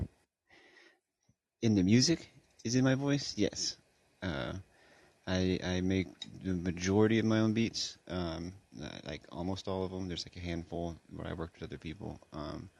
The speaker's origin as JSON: {"language": "English", "region": "California", "country": "United States", "said": "I'm from California"}